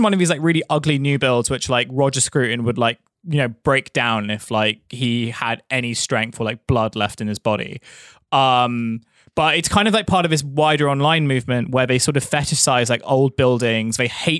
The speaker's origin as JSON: {"language": "English", "region": "London", "country": "United Kingdom", "tie": "born or raised there", "said": "the place where I grew up in Thamesmead"}